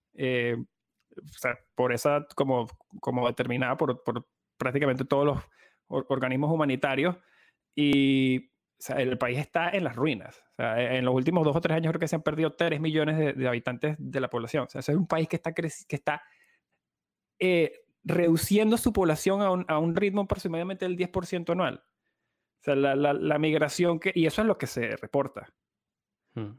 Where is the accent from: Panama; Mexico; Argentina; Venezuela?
Venezuela; como venezolano